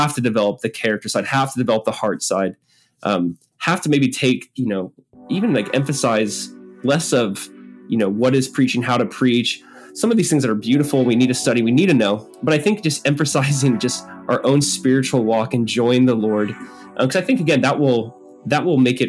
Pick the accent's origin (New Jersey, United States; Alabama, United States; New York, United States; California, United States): California, United States; Southern; I grew up in Southern California